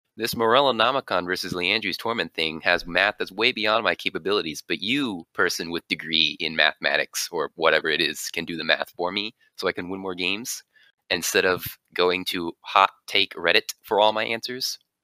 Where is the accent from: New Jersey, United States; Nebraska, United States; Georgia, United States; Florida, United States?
Florida, United States; Jacksonville; Jacksonville, Florida area